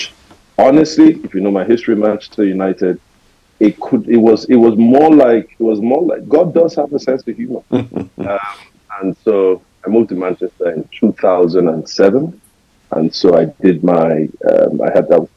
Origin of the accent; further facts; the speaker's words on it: Lagos, Nigeria; I was born and raised in Lagos. So I was first 24 years of my life lived in Lagos.